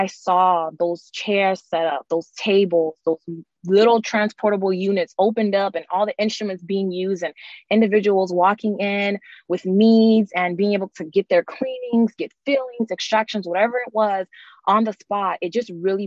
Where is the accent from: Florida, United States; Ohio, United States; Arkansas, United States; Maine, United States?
Florida, United States; Miami; I'm originally from Miami, Florida